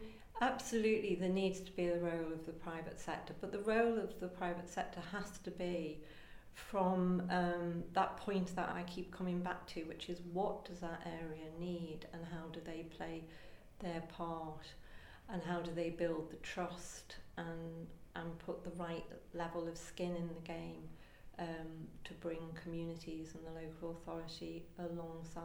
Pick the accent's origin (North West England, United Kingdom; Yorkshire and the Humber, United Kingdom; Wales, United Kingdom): North West England, United Kingdom; Liverpool; now in London, United Kingdom; I'm a Scouser